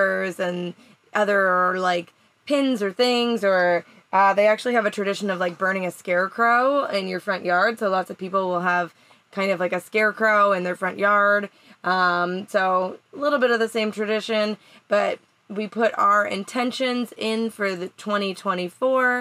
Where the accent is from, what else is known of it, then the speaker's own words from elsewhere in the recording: Canada; now in United States; I am a green card holder in the United States. I'm Canadian.